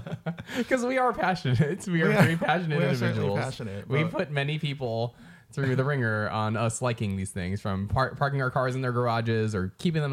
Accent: Northern California, United States; And we are from Northern California, so there's going to be some hellas here.

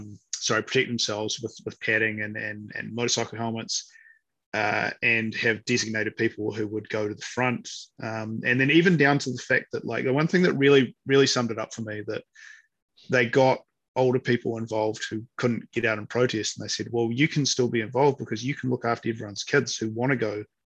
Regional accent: New Zealand; I couldn't imagine what it would be like to ever go somewhere and try and hide the fact that I'm a New Zealander.

